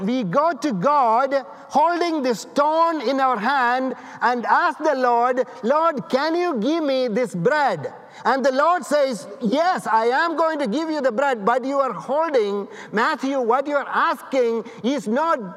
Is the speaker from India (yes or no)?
yes; India; now in United States; I'm from India